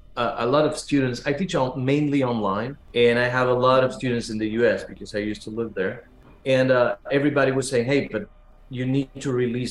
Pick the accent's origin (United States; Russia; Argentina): Argentina; Buenos Aires; moved away; I was born in Argentina and raised in Buenos Aires